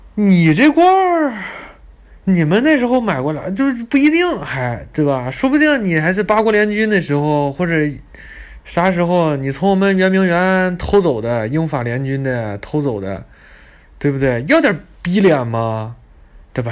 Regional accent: China; 你们这是中国的吧？”我们说：“对。”

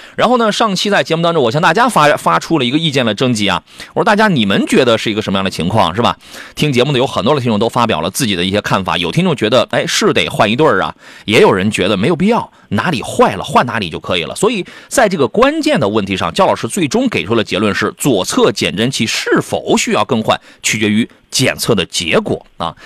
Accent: Jiaodong Peninsula, Shandong, China; moved away; 我老家那，那旮瘩

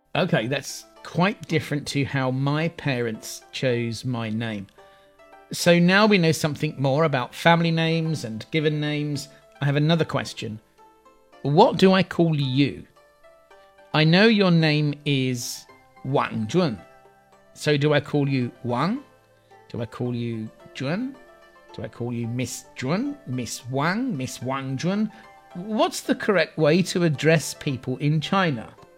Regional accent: England, United Kingdom; I'm English

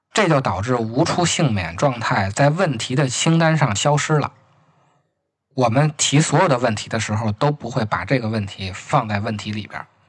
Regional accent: Beijing, China; accent: Beijing dialect; 按咱们北京话说

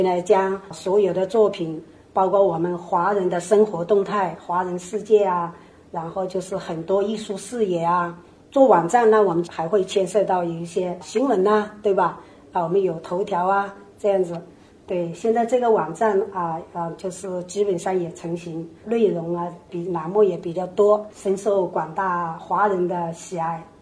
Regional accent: China; moved away as an adult; now in Seattle, United States; 我们的根在中国，我们的家乡在中国

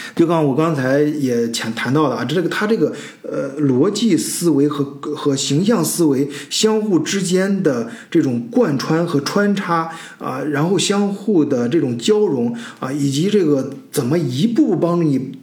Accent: China; 我们中国人，包括我自己亲身经历的这些，在中国这个基础教育阶段

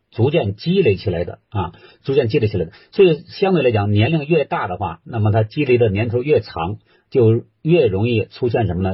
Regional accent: China; 我们中国人

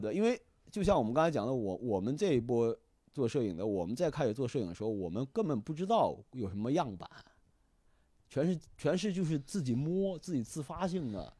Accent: China; moved away as an adult; also born or lived in New York; 他们知道我是中国来的

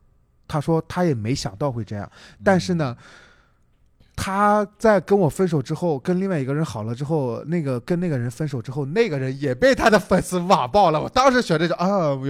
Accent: Shandong, China; accent: Shandong; 我可能不太山东口音有点重

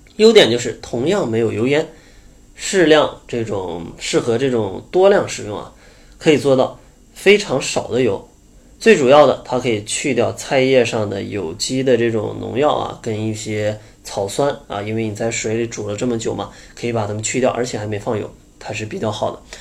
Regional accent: Northeast China, China; 我也是东北人

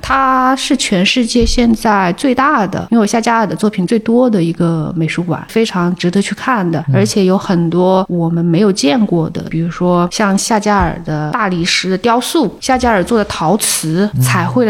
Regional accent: Hunan, China; 作为湖南人

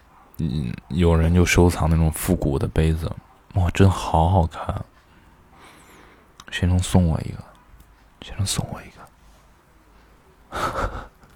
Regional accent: Xi'an, Shaanxi, China; accent: Xi'an; 虽然我的西安的朋友都说我的普通话很标准，但我每次一回来待久了，我还是会觉得我有的时候说话有那个西安味儿

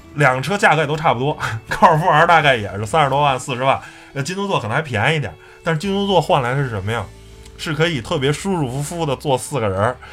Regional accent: Beijing, China; 我是一个在和平里长大的

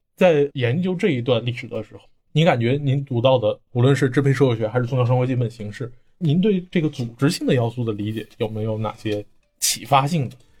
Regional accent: Northeast China, China; 咱们老家来自东东北的北地区的

